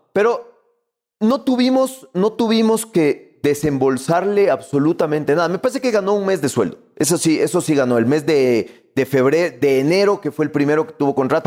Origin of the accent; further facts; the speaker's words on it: Ecuador; somos ecuatorianos